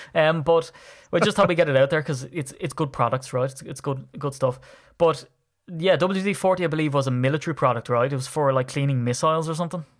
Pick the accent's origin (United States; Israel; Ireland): Ireland; as an Irishman